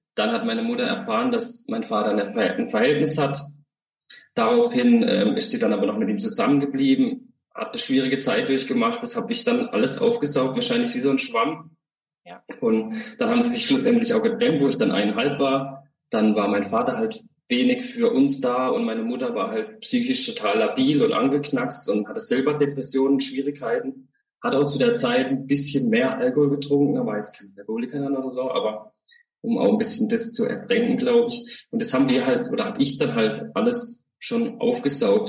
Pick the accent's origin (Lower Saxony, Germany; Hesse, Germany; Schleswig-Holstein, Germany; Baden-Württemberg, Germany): Baden-Württemberg, Germany; Freiburg; also born or lived in Holzhausen / Zähringen / Glottertal / Hochdorf; Ich komme aus Freiburg, also bin auch geboren in Freiburg, aufgewachsen auch in der Nähe von Freiburg